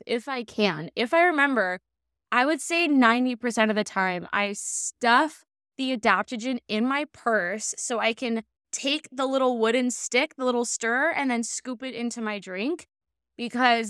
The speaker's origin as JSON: {"language": "English", "town": "Laguna Beach", "region": "California", "country": "United States", "tie": "born or raised there", "said": "in Laguna, my hometown"}